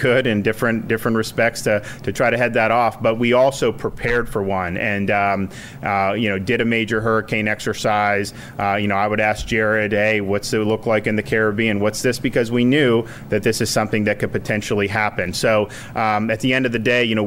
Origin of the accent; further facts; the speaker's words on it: Florida, United States; I grew up in Florida, so I'm not a stranger to hurricanes